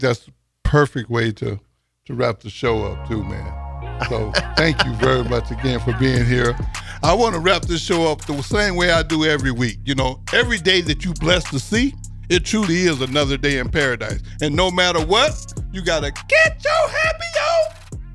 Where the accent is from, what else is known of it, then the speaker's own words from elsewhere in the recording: Texas, United States; I'm from Texas